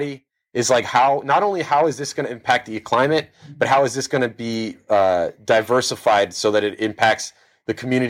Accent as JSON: {"language": "English", "town": "Miami Beach", "region": "Florida", "country": "United States", "tie": "born or raised there", "said": "I'm from Miami Beach, to be totally specific"}